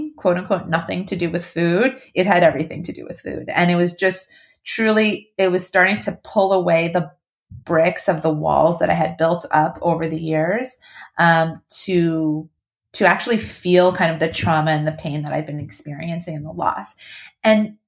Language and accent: English; New York, United States; I'm from New York